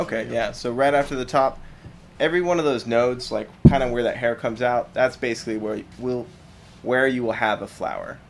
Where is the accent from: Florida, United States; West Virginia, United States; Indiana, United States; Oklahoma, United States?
Oklahoma, United States; Claremore; I grew up in Claremore, Oklahoma.